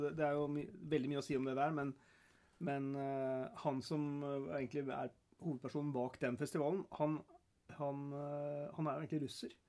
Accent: Norway; når vi kommer hjem til Norge

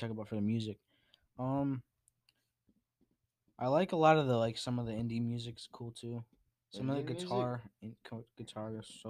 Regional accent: Connecticut, United States; moved away; But I'm not even from here. I'm from Connecticut

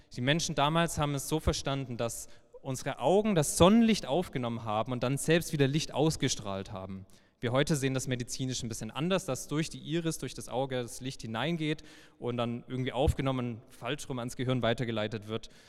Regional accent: Heilbronn, Baden-Württemberg, Germany; gebürtiger Schwabe

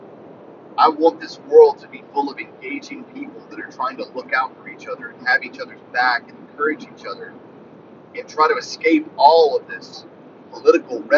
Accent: rural northwestern Louisiana, United States; I was raised in rural northwestern Louisiana

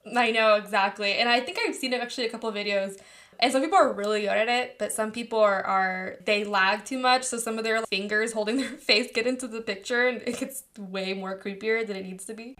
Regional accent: California, United States; accent: California; my California accent

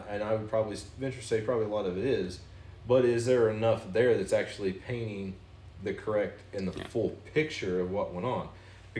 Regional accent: the South, United States; You know, not because I'm from the South

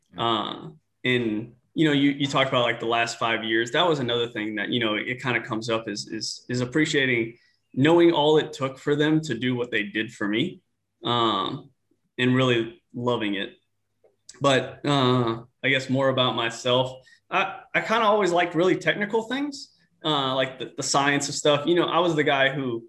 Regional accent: New Orleans, Louisiana, United States; moved away; I grew up in New Orleans, Louisiana

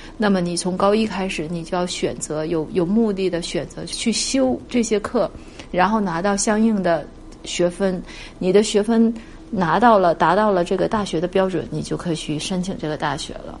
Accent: China; now in Canada; 我们中国人

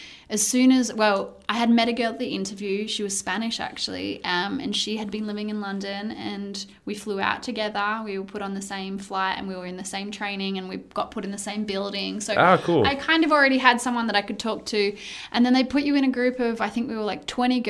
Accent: Australia; moved away as an adult; also born or lived in United Kingdom / Qatar / Saudi Arabia; as an Australian female

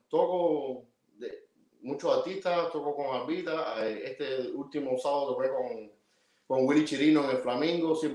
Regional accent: Cuba; moved away; also born or lived in Havana; gracias por la invitación. Soy músico cubano

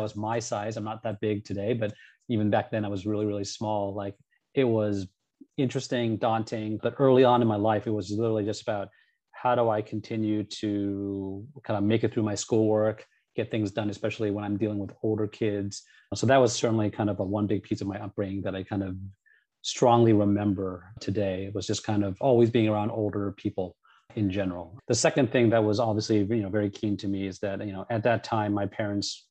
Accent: Cupertino, California, United States; also born or lived in San Rafael / Sunnyvale / San Jose; Cupertino, which is where kind of I was born and raised for the most part

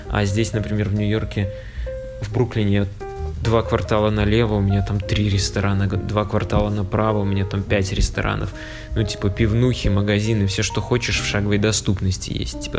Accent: Vitebsk, Vitebsk Region, Belarus; и чувак такой, о, ты …, а я типа из Витебска.

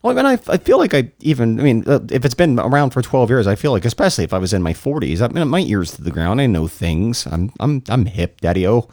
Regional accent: St. Lucie County, Florida, United States; I grew up in Saint Lucie County

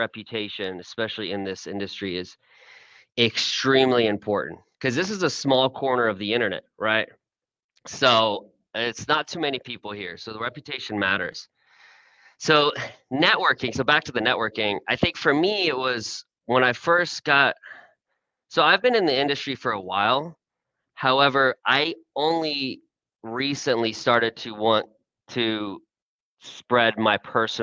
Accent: Houston, Texas, United States; moved away as an adult; also born or lived in Austin; I was born and raised in Houston. My family came from Iran. I was first generation American

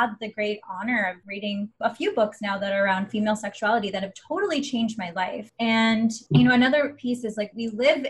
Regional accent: Angus, Ontario, Canada; born and raised in Ontario, a small town called Angus, moved to the big city

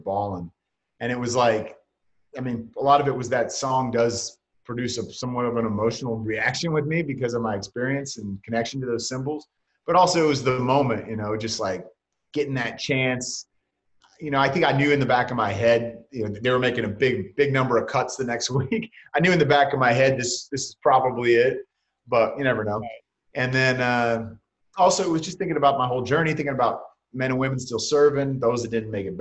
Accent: Bay Area, California, United States; I was just a big 49er fan growing up in the Bay Area

